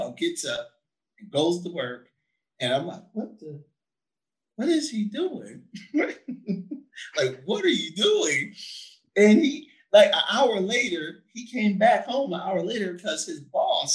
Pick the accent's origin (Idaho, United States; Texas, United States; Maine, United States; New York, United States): Texas, United States; San Antonio; at 9 when we moved from Fargo Avenue to Nolan Street, you know, on the east side of San Antonio, Texas